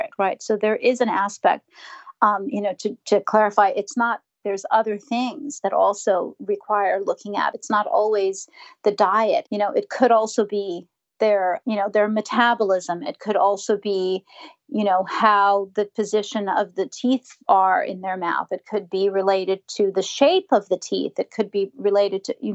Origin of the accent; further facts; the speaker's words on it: New York, United States; I'm from New York